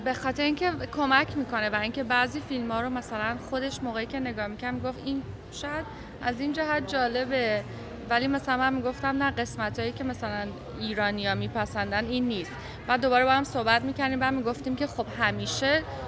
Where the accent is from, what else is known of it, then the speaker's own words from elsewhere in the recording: Iran; من به عنوان یه ایرانی